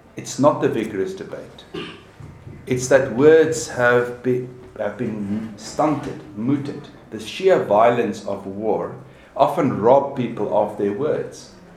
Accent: South Africa; as a South African

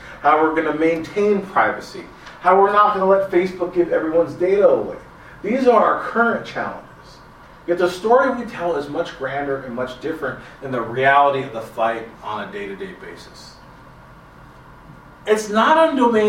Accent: Los Angeles, California, United States; I'm a Latino from

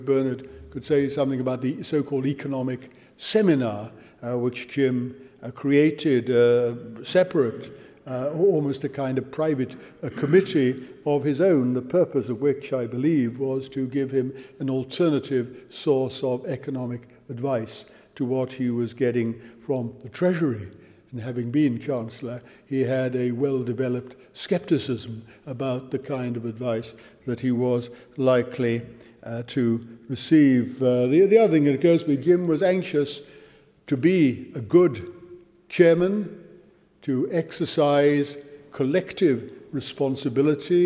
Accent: Wales, United Kingdom; as a Welshman

